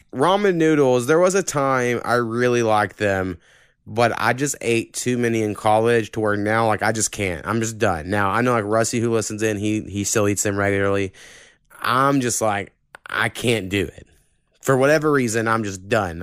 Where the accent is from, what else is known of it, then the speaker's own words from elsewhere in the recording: Oklahoma, United States; this is my hometown